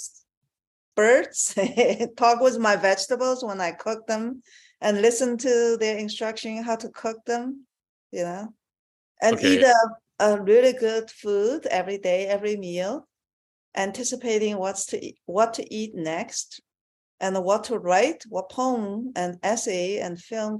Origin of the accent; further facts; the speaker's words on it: China; I was born in China